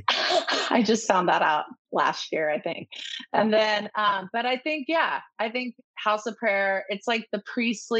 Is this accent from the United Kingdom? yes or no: no; Orange County, California, United States; I grew up in Orange County